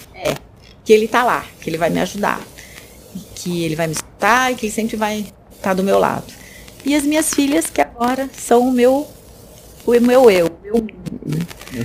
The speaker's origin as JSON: {"language": "Portuguese", "country": "Brazil", "tie": "born or raised there", "said": "nasci no Brasil, sou terceira geração, né? Meus avós vieram do Japão."}